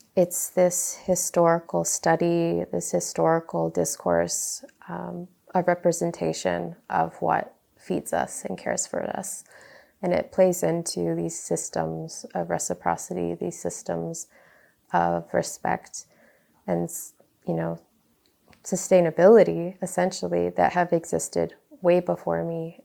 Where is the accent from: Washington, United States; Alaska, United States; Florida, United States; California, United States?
Alaska, United States; Galena; I grew up on the Yukon River in Galena, um, my parents moved there when I was like three